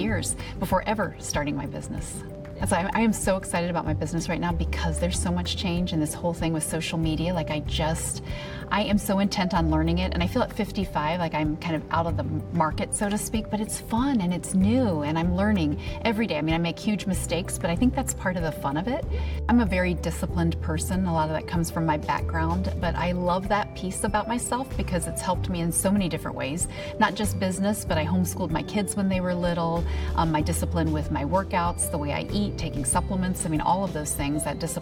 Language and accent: English; Detroit, Michigan, United States; I am from Detroit, Michigan